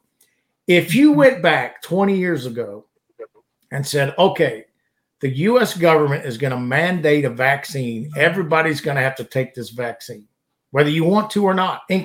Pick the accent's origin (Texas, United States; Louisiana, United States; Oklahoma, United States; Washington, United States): Louisiana, United States; southern; now in Alabama, United States; I grew up in Louisiana, and of course, southern Louisiana